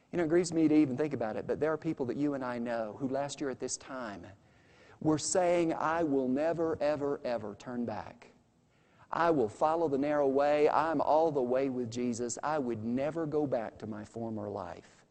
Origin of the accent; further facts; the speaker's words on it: United States; I'm an American